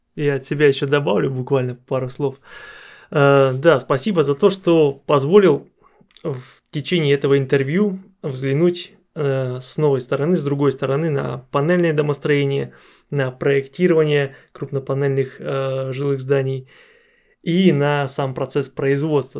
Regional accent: Arkhangelsk, Arkhangelsk Oblast, Russia; я сам из Архангельска, из Архангельской области

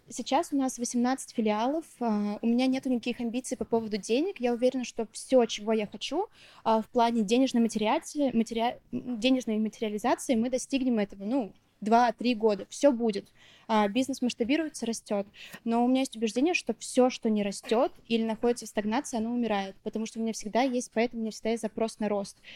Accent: Neftekamsk, Bashkortostan, Russia; moved away as an adult; now in Moscow, Russia; А, я родом из Башкортостана, из небольшого города Нефтекамск, 120 тысяч населения. Сейчас живу в Москве.

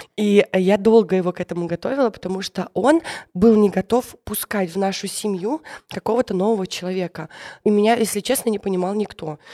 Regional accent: the North, Russia; я из севера

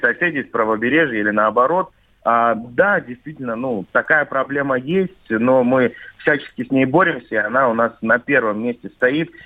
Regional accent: Krasnoyarsk, Krasnoyarsk Krai, Russia; я и родился в Красноярске, и люблю свой город

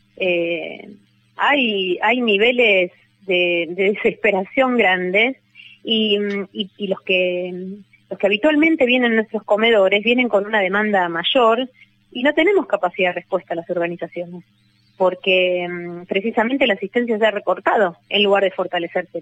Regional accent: San Martín, Buenos Aires Province, Argentina; Yo soy de San Martín

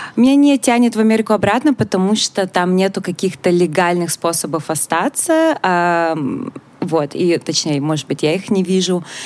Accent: Russia; moved away as an adult; когда я жила в России

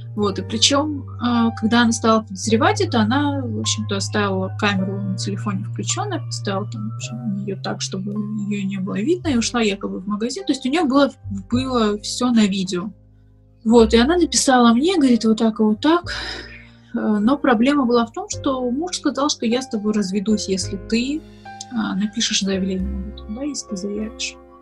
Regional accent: Makhachkala, Dagestan, Russia; moved away as an adult; also born or lived in Moscow; я родилась и выросла в Дагестане, в Махачкале

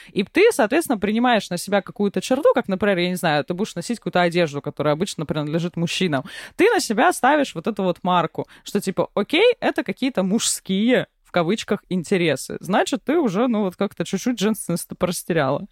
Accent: Vladivostok, Primorsky Krai, Russia; я выросла в Владивостоке

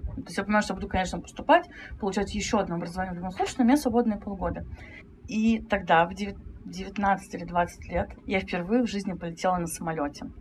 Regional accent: Saint Petersburg, Russia; Это я сама из Санкт-Петербурга

